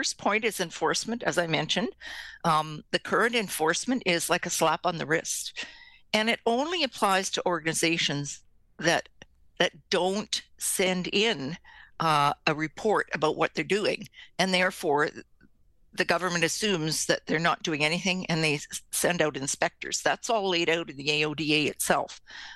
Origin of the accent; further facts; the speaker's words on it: Canada; we're Canadian